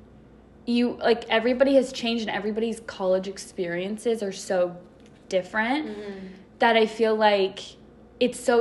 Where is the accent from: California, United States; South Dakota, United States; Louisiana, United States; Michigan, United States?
California, United States; Santa Barbara; moved away as an adult; I grew up in Santa Barbara. It's a beach town